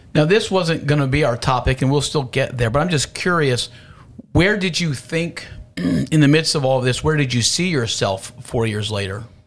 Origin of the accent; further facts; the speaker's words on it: Houston, Texas, United States; I'm from Houston